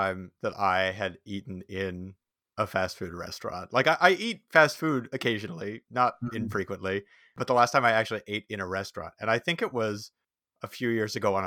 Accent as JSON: {"language": "English", "town": "Saskatoon", "region": "Saskatchewan", "country": "Canada", "tie": "born or raised there", "said": "I grew up in Saskatoon"}